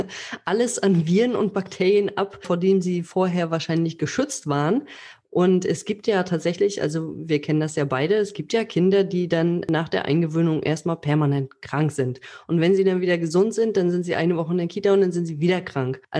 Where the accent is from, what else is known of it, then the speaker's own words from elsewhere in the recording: Baltic coast, Germany; ich habe nämlich dann den Fehler gemacht, dass ich immer wieder in meine Heimat gefahren bin, an die Ostsee